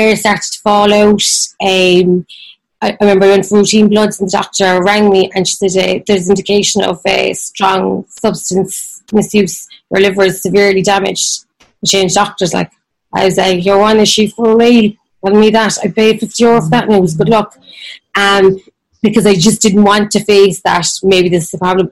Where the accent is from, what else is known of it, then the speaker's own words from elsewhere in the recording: Ireland; I'm Irish